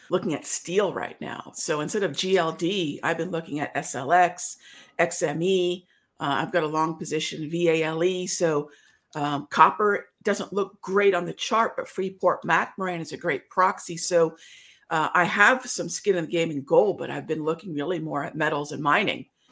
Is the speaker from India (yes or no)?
yes; India; I'm Indian